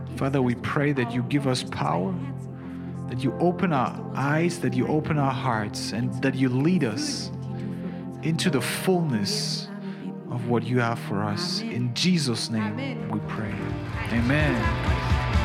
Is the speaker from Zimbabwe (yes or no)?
yes; Zimbabwe; now in Germany; I didn't grow up in Germany. I'm from Zimbabwe.